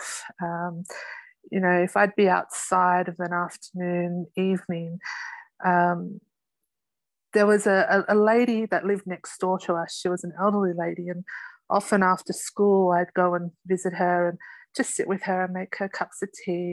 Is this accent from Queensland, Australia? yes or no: no; Sydney, New South Wales, Australia; I'm from Sydney, Australia